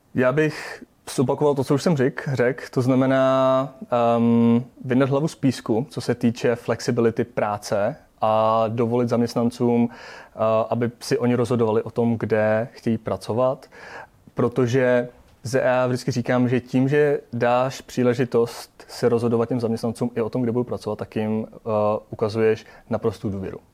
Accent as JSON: {"language": "Czech", "country": "Czechia", "said": "jsme Češi"}